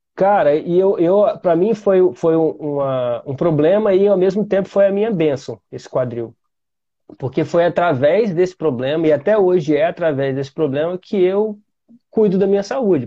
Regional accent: Vitória, Espírito Santo, Brazil; eu sou de Vitória, Espírito Santo

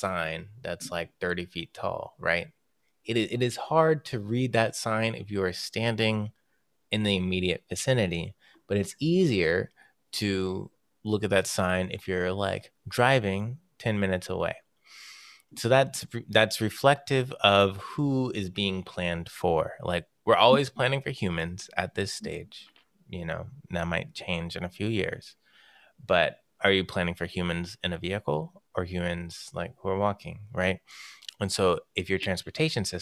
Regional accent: Marietta, Georgia, United States; I'm from Marietta, Georgia, where they love

